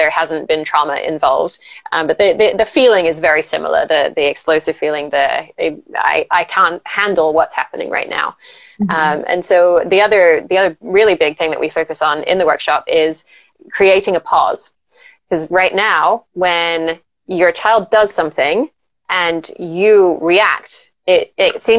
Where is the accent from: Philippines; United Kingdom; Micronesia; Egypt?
United Kingdom; England; I grew up in England